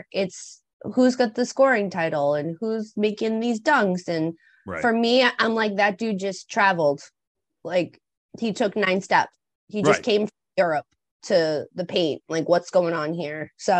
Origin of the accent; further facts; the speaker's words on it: Boston, Massachusetts, United States; growing up in Boston